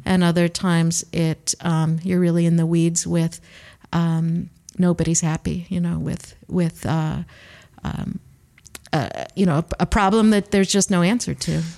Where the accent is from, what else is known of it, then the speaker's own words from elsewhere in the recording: Cleveland, Ohio, United States; accent: Great Lakes region; moved away as an adult; now in New Zealand; I'm from Cleveland, Ohio